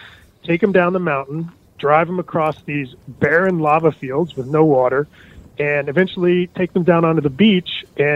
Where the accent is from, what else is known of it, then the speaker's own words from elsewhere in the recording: East Coast, United States; I'm actually from the East Coast